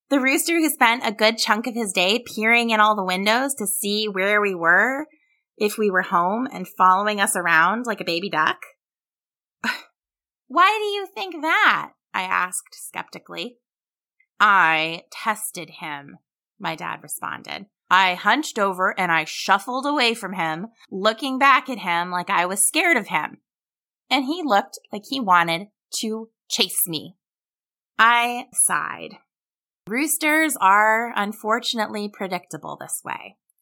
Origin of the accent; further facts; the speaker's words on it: Ohio, United States; moved away as an adult; also born or lived in Australia / Blue Ridge Mountains, Virginia; now in Virginia, United States; where I grew up in the foothills of the Appalachian Mountains in Ohio, on my sheep farm